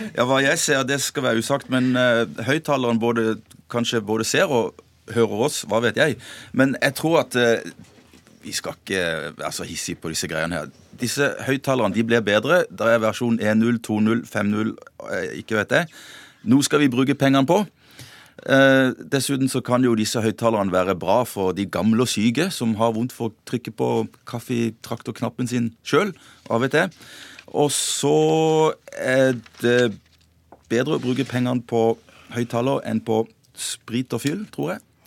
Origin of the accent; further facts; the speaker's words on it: Sørlandet, Southern Norway, Norway; jeg kommer fra Sørlandet